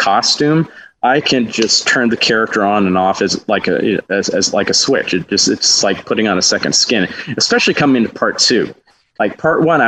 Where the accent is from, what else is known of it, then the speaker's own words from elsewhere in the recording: Huntsville, Alabama, United States; just doing children's theater in my hometown of Huntsville.